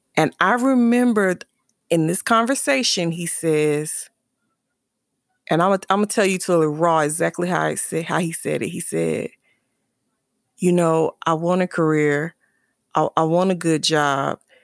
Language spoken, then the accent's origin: English; South Carolina, United States; moved away; my hometown for the summer in South Carolina